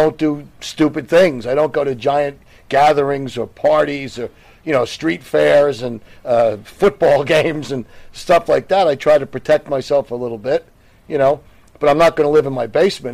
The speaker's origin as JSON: {"language": "English", "region": "New York area", "country": "United States", "tie": "born or raised there", "said": "growing up in the New York area"}